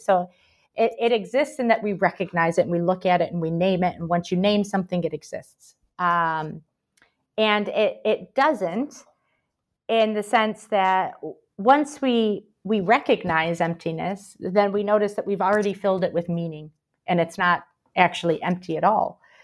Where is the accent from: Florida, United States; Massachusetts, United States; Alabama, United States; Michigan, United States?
Michigan, United States; also born or lived in Paraguay / Brazil; now in Birmingham, United Kingdom; I'm from Michigan originally, but I lived a long time in South America as well, mostly in Paraguay and Brazil